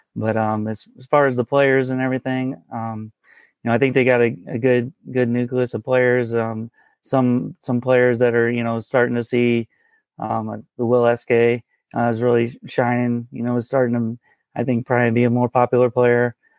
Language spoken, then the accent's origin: English; St. Louis, Missouri, United States; I've been born and raised in Saint Louis, Missouri here